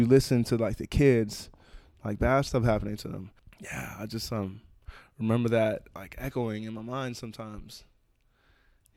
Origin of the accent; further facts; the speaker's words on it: Oakland, California, United States; I grew up in Oakland